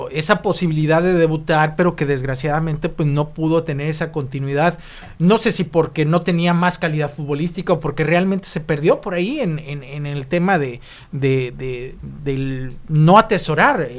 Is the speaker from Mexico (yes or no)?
yes; Mexico; born there; Échale la culpa que nacimos en México.